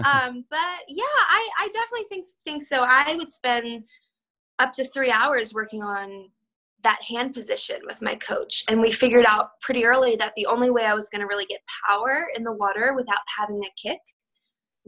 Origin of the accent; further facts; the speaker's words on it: United States; also born or lived in Siberia, Russia; I came to the US when I was 13 months old